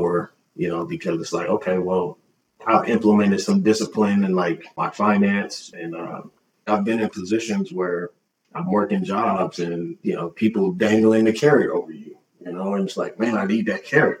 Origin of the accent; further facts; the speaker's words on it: Oklahoma City, Oklahoma, United States; now in Port Townsend, United States; being born and raised in Oklahoma City and grew up in the Black church